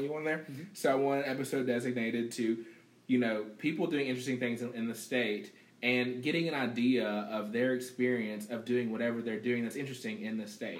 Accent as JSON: {"language": "English", "region": "West Virginia", "country": "United States", "tie": "born or raised there", "said": "Growing up in West Virginia"}